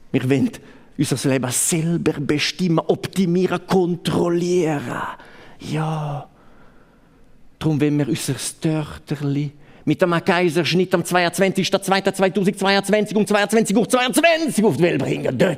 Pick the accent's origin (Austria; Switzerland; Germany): Switzerland; Maloja, Graubünden; accent: Bergell; Ich bin in Maloja aufgewachsen. Das wissen Sie ja, das ist, ist noch Bergelle. Obwohl geografisch in Gadin, aber politisch und kulturell ist Bergelle. Und da, da hören Sie wahrscheinlich auch vom, vom R, oder? Das ist ein typischer Bergeller R.